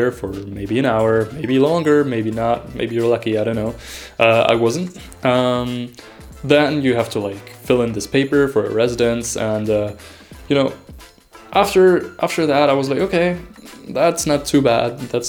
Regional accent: Germany; now in Vienna, Austria; As mentioned earlier, I came here from Germany, and Germany is known to be like the epitome of bureaucracy.

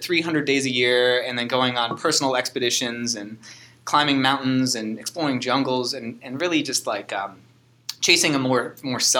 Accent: Chicago, Illinois, United States; also born or lived in Wisconsin / Ohio; now in Hawaii, United States; I was born in Wisconsin, grew up in Chicago, and then eventually moved to Ohio just with my family

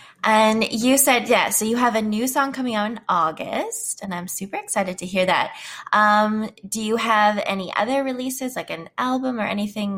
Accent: Prince Albert, Saskatchewan, Canada; I'm actually from Saskatchewan. I'm from Prince Albert.

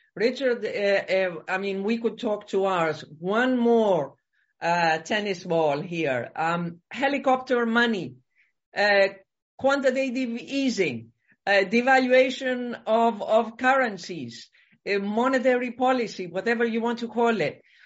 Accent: Greece; I come from Greece

